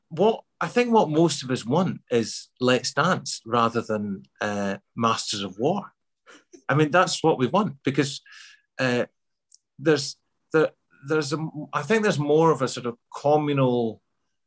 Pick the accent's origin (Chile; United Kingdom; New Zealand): United Kingdom; Glasgow, Scotland; accent: Glasgow; also born or lived in Midlands, England; So I had to sort of change that back to a Glasgow accent